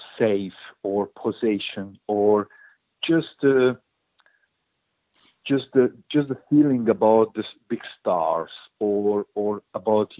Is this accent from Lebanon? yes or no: no; Hungary; born or raised there; English is a second language